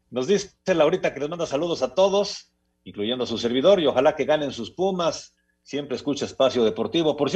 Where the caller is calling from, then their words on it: State of Mexico, Mexico; Muy buenas tardes … del Estado de México.